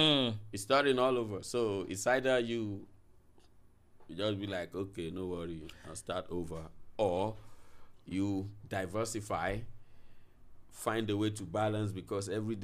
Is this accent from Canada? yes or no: no; Nigeria; As a Nigerian, if an artist just be like, I'm doing a walk in, be like, okay, what you got?